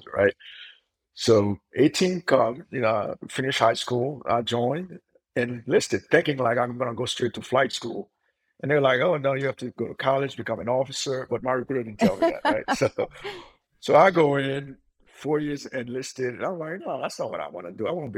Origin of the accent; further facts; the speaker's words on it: Haiti; now in United States; I grew up in Haiti